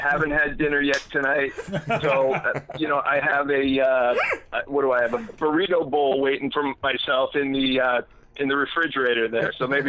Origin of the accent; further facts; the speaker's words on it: Pennsylvania, United States; also born or lived in New Jersey / Western Massachusetts; now in Massachusetts, United States; I'm actually originally from Pennsylvania. And what happened was I met a Jersey girl. I moved out there. I was there for 9 years. I loved New Jersey. I lived right near the shore